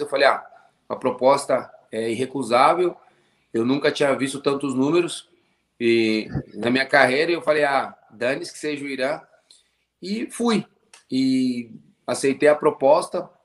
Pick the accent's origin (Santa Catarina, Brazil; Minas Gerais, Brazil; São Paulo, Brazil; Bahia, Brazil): São Paulo, Brazil; Cotia; moved away as an adult; also born or lived in Costa Rica / Belgium / Mexico / Saudi Arabia; Eu sou de São Paulo, Cotia.